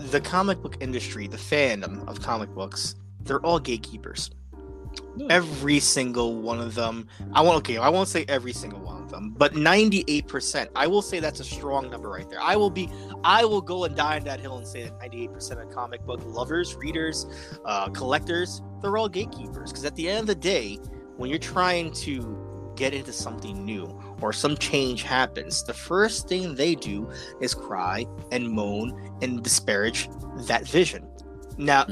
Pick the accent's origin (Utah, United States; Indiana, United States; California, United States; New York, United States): New York, United States; New York City; growing up in the Bronx